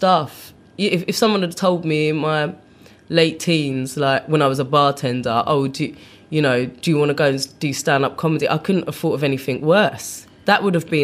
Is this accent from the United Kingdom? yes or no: yes; London, United Kingdom; moved away as an adult; also born or lived in Brixton / Putney / Los Angeles; now in New York, United States; I grew up in South London around the time I was 10